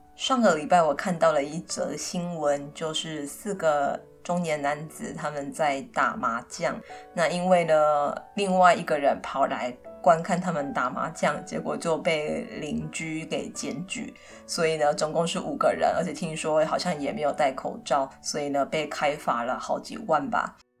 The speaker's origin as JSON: {"language": "Chinese", "region": "Kaohsiung", "country": "Taiwan", "tie": "born or raised there", "said": "我本身是客家人，不过我是在高雄，长大"}